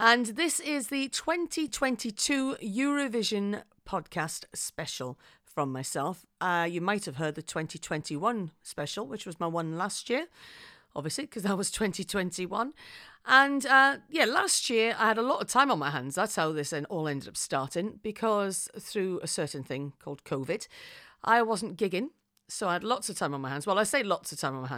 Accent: Wales, United Kingdom; I am from Wales, and we've got a word in Wales, which is hiraeth

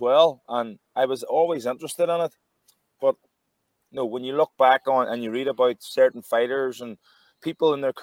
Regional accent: Derry, Northern Ireland, United Kingdom; I was from Derry City, which isn't that far up the road

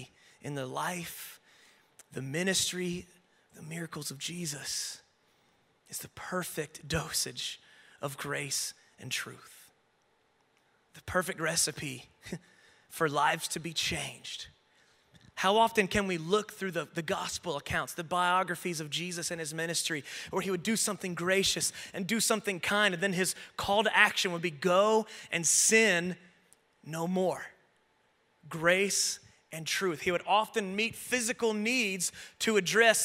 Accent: the Bible Belt / the South, United States; I grew up in the Bible Belt in a very traditional church, and for many of us who grew up in the South

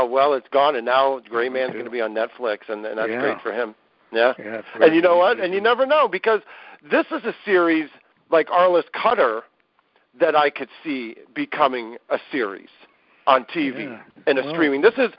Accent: Columbus, Ohio, United States; I grew up in Columbus, Ohio.

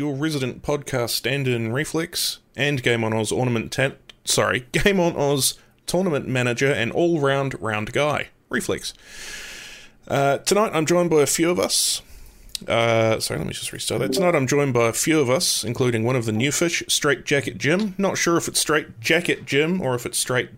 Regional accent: New Zealand; I'm from New Zealand. Your accent's different to mine.

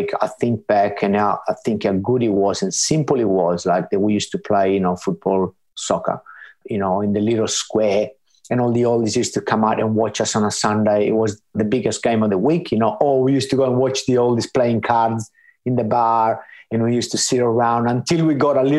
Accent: Sardinia, Italy; moved away as an adult; now in Australia; I grew up in a small village

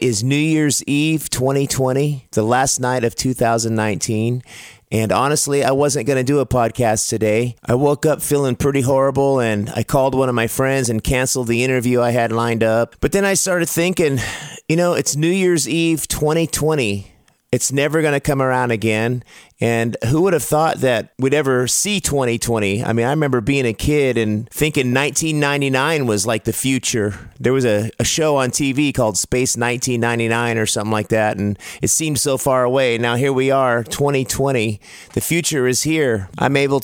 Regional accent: Sacramento, California, United States; my hometown of Sacramento, California

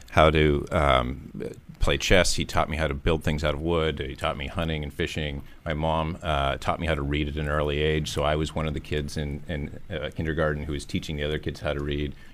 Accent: St. Mary's, Pennsylvania, United States; I'm from St. Mary's, Pennsylvania.

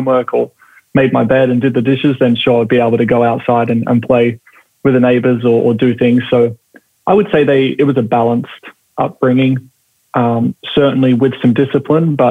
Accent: Perth, Western Australia, Australia; growing up, you know, in, I guess for me, it was Perth

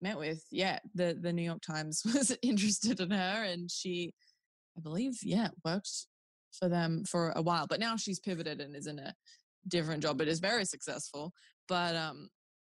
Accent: Newcastle, New South Wales, Australia; A gal from Newey

